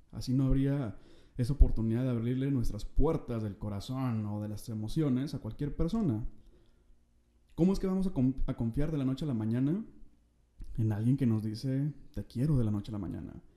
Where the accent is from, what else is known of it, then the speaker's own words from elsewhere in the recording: Monterrey, Nuevo León, Mexico; soy de Monterrey